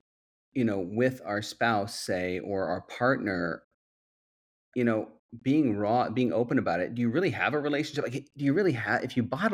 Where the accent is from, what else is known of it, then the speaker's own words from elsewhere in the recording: Midwest, United States; I grew up in the Midwest